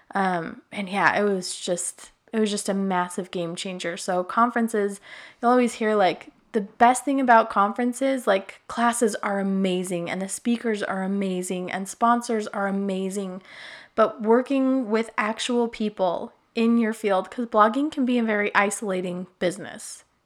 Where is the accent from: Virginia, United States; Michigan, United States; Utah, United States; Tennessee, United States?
Utah, United States; I grew up in Utah